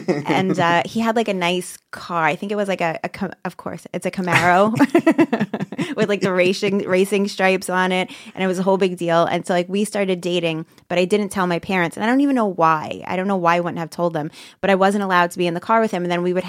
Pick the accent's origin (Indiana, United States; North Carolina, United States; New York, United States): New York, United States; Brooklyn; now in Staten Island, United States